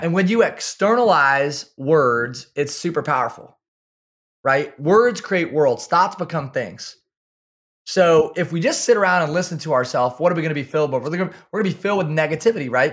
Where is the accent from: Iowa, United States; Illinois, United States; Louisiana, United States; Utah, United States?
Iowa, United States; Kalona; I'm from small town Iowa. I grew up in Kelowna, Iowa